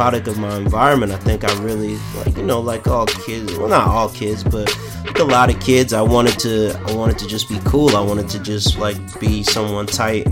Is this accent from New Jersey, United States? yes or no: yes; Plainfield, New Jersey, United States; I'm from a city called Plainfield in New Jersey